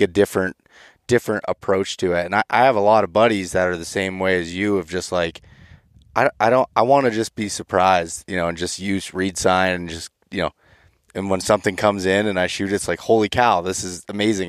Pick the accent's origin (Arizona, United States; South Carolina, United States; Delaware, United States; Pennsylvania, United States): Pennsylvania, United States; my home state of Pennsylvania